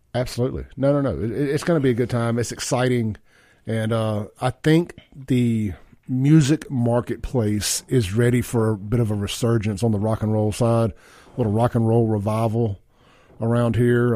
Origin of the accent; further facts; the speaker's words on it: Mississippi, United States; moved away as an adult; also born or lived in Los Angeles; I'm fresh from Mississippi.